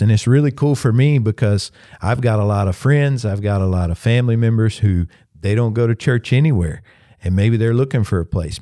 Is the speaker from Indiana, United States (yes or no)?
no; Pendleton, South Carolina, United States; also born or lived in Northeast United States; I'm from Pendleton, South Carolina